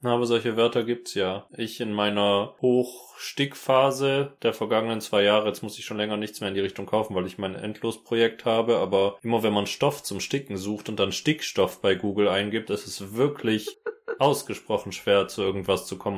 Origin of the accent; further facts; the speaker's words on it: Hechingen, Baden-Württemberg, Germany; Das ist ein sehr präzises Bild von dem Ort, wo ich aufgewachsen bin. Hechingen umgeben von Kartoffelfeldern